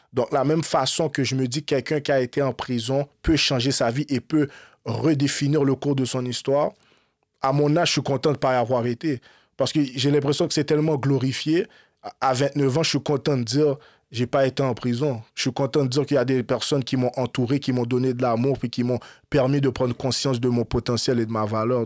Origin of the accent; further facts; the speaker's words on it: Montreal, Quebec, Canada; Moi, je suis né à Montréal en 1991. Je grandis, grandis à Montréal.